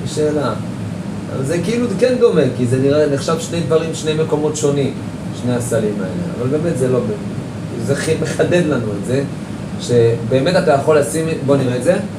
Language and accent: Hebrew; Jerusalem, Jerusalem District, Israel; אני ירושלמי